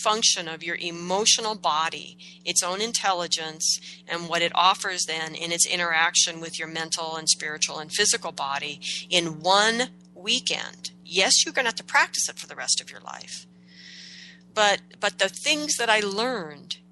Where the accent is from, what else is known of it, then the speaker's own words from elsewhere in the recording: United States; growing up in America